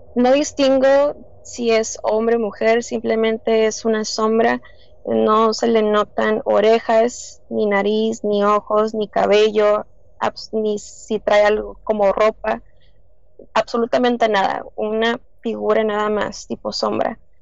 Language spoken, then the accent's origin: Spanish; Tijuana, Baja California, Mexico; soy de Tijuana